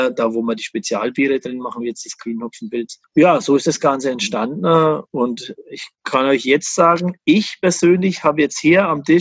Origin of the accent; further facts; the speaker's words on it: Bamberg, Bavaria, Germany; born there; Ich bin in Bamberg geboren, aber seitdem in der Brauerei gelebt.